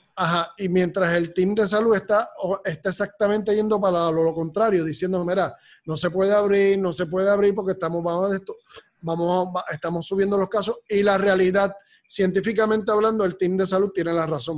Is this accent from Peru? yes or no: no; Puerto Rico; como somos los puertorriqueños